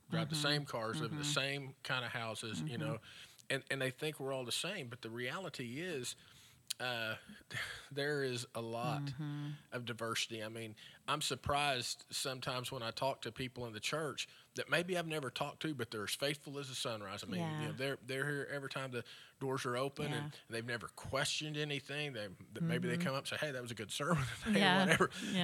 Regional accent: Frederick, Kansas, United States; And I remember as a kid growing up in Frederick, we would drive by the feedlot

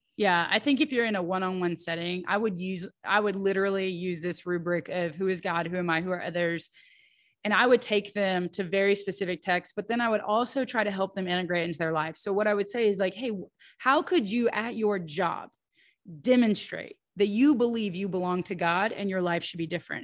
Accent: United States; as an American

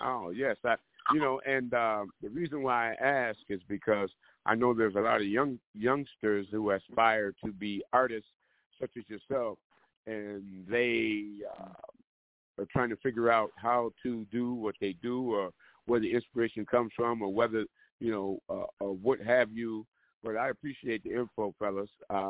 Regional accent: Lansing, Michigan, United States; Guess who else was born and raised in Lansing? Yours truly.

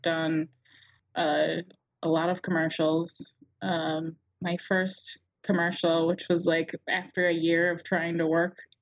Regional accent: Minnesota, United States; moved away as an adult; also born or lived in Wisconsin / Vancouver; I grew up in Minnesota

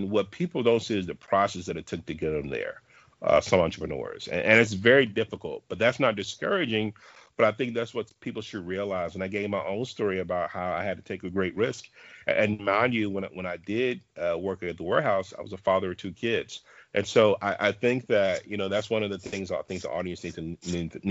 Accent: the South, United States; I'm from the South, uh

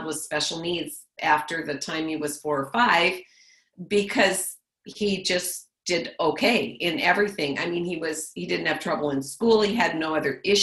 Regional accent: Le Mars, Iowa, United States; I grew up in Lamar's, Iowa

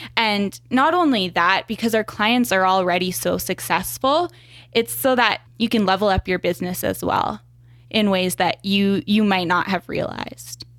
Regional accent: Regina, Saskatchewan, Canada; also born or lived in Montreal; I was born, or I was raised in Regina here.

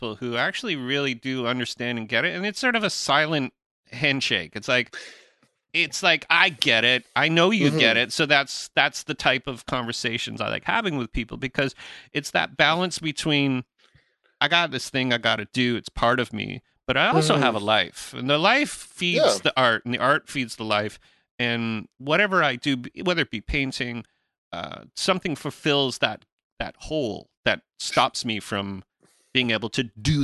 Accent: Canada; being a Canadian musician in Canada

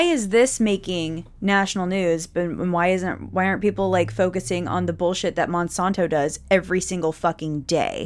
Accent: United States; we as American people

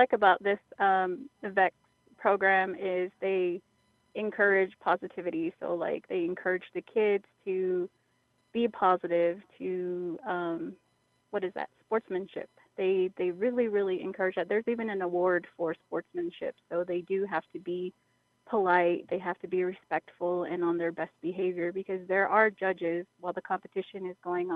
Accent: San Carlos, Arizona, United States; now in White River, United States; I'm from San Carlos, but I work in White River, so I live within the White River area.

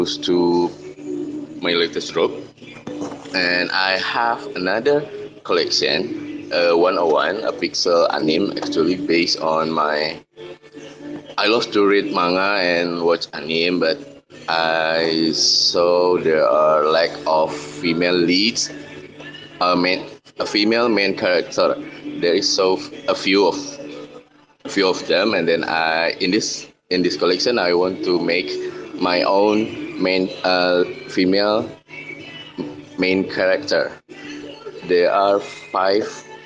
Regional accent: Yogyakarta, Special Region of Yogyakarta, Indonesia; I'm from Indonesia, Jogja

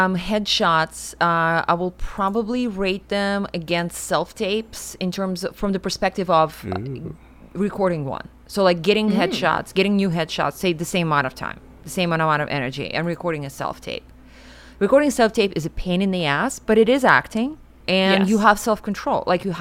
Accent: Siberia, Russia; also born or lived in New York; now in Los Angeles, United States; I grew up in Siberia and we didn't have headshots around.

